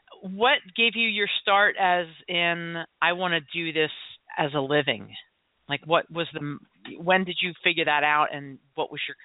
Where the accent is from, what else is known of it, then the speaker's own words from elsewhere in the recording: New Jersey, United States; I grew up in New Jersey for a little bit, just neighbors across the bridge.